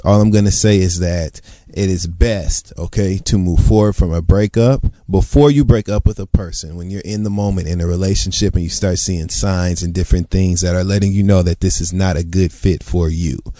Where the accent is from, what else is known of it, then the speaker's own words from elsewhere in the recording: Detroit, Michigan, United States; I am from Detroit